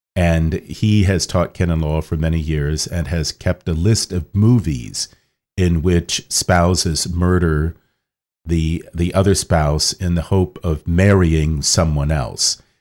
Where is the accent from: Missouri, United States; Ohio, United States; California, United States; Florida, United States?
Ohio, United States; Kettering; moved away as an adult; also born or lived in Rome, Italy; now in Washington, D.C., United States; born in Kettering, Ohio, and that's in the Archdiocese of Cincinnati